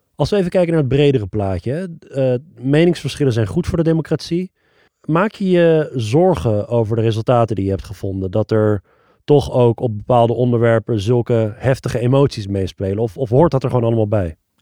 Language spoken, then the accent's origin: Dutch; Netherlands; Ik woonde toen al 30 jaar in Nederland. Mijn ouders zijn begin jaren 80 uit Iran gevlucht naar Nederland